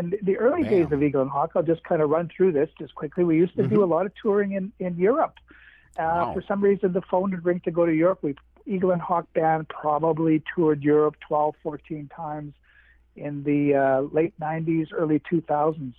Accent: Winnipeg, Manitoba, Canada; I'm from Winnipeg, again in Manitoba

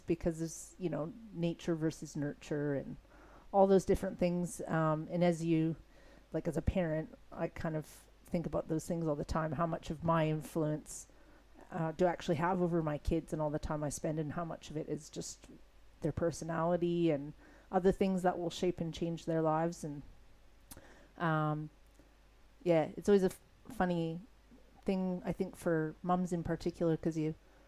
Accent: Alberta, Canada; moved away as an adult; now in Australia; it's a beautiful picturesque place, and that's where I grew up with my dad

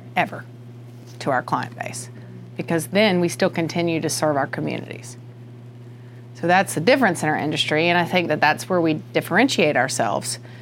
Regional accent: United States; accent: country; I grew up in the country, Union County

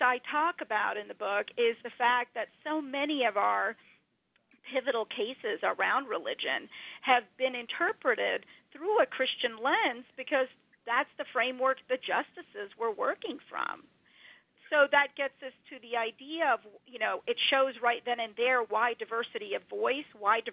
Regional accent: Atlanta, Georgia, United States; now in Bergen County, New Jersey, United States; I was a brown little Hindu girl growing up in the suburbs of Atlanta, Georgia

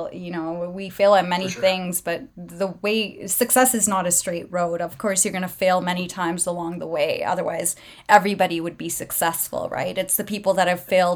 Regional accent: Prince Rupert, British Columbia, Canada; I was born and raised in Prince Rupert.

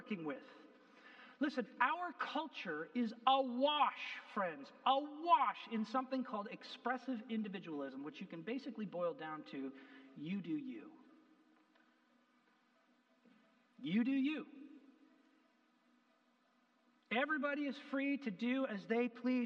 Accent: Canada; I'm a Canadian

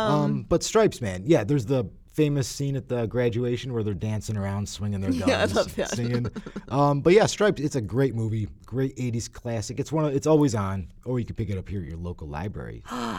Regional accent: Buffalo, New York, United States; I was a Shredding Reagan guy because I'm from Buffalo.

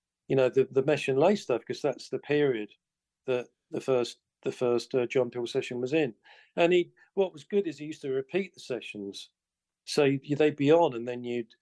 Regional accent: Colchester, East of England, United Kingdom; in England, in my hometown of Colchester

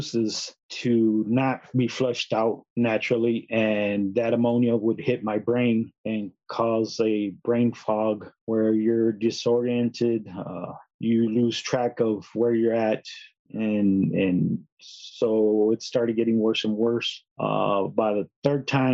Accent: San Antonio, Texas, United States; I was born and raised in San Antonio

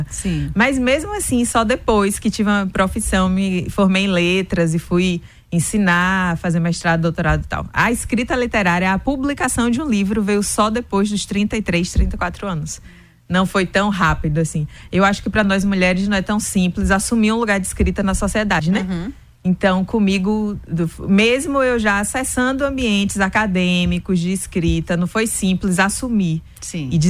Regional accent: Irajuba, Bahia, Brazil; also born or lived in Santa Inês; eu sou do Vale do Rio Jiquiriçá, de uma comunidade rural que o nome é o Charco, que fica é. no município de Irajuba. Aí eu sempre transitei entre Irajuba e Santenês, que é, são as duas cidades mais próximas do Charco.

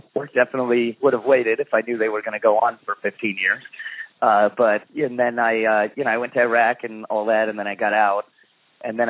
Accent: Arizona, United States; my parents, you know, we live in Arizona

